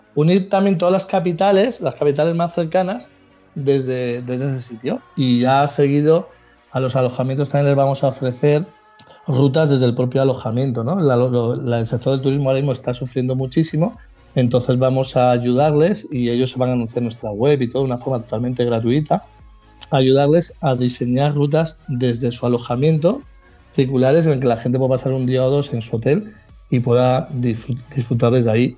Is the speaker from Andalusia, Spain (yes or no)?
no; Cantabria, Spain; Dentro de mi tierra